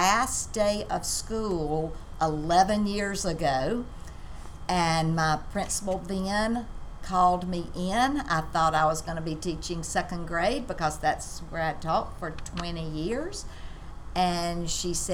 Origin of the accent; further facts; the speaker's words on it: Mississippi Delta, United States; I grew up in the Delta